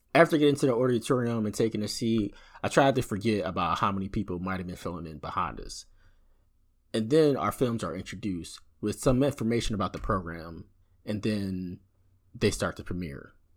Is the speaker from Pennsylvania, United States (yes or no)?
yes; Philadelphia, Pennsylvania, United States; from Philadelphia, U S